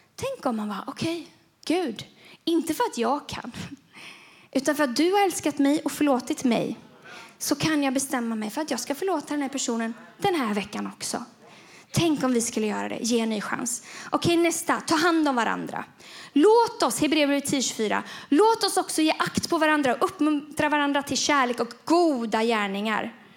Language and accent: Swedish; Gothenburg, Västra Götaland, Sweden; moved away; Göteborg. Det är där jag kommer ifrån.